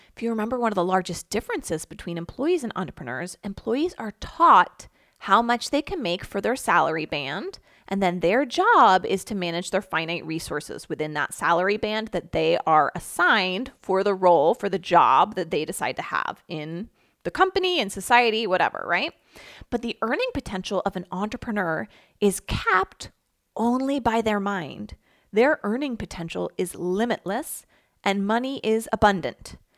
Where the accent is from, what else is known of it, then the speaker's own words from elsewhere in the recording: Philadelphia, Pennsylvania, United States; I grew up in the Philadelphia area